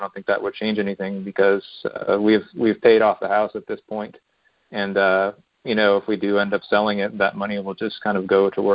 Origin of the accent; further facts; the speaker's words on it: Pennsylvania, United States; we're from not Pittsburgh area, but we're from Pennsylvania.